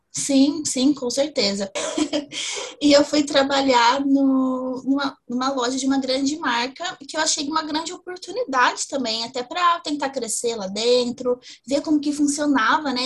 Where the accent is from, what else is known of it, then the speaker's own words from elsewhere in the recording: interior of São Paulo, Brazil; now in Ribeirão Preto, Brazil; eu sou do interior de São Paulo